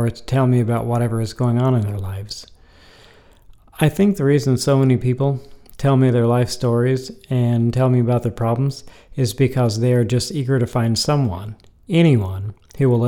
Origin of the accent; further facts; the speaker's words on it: Topeka, Kansas, United States; I was born in Topeka, Kansas